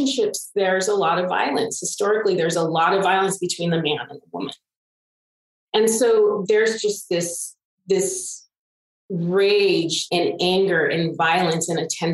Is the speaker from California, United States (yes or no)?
yes; Pittsburg, California, United States; I was born and raised in Pittsburgh, California.